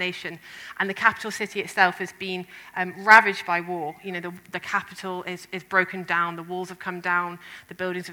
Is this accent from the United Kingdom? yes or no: yes; England, United Kingdom; Ben and I, as the English people